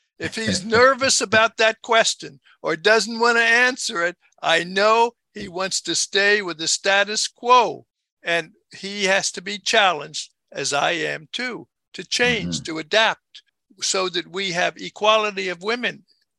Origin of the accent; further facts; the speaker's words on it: Baltimore, Maryland, United States; moved away; also born or lived in Africa; when I grew up in Baltimore, Maryland